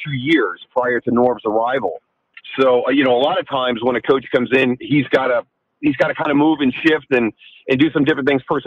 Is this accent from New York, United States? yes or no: yes; Youngstown, New York, United States; a young boy growing up in Youngstown, New York, up outside of Niagara Falls